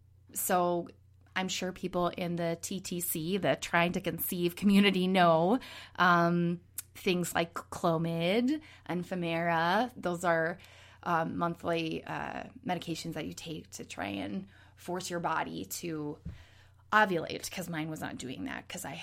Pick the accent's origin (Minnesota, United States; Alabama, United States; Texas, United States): Minnesota, United States; moved away; also born or lived in Los Angeles / New York; I'm originally from Minnesota, but I have lived with my husband all over the country